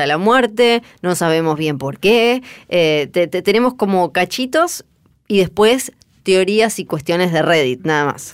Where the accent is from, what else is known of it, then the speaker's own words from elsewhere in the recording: Argentina; Yo soy de Argentina